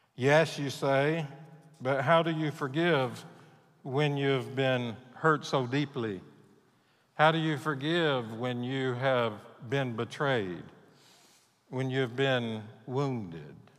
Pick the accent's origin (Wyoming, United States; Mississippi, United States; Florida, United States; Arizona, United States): Mississippi, United States; Mississippi Gulf Coast, United States; moved away as an adult; also born or lived in Texas; I grew up on the Mississippi Gulf Coast